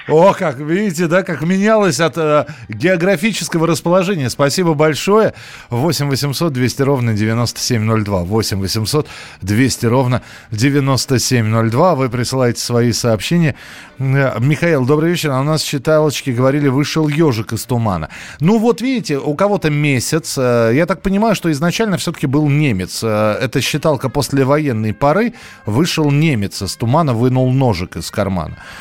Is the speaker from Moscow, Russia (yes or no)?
yes; Moscow, Russia; У нас в Москве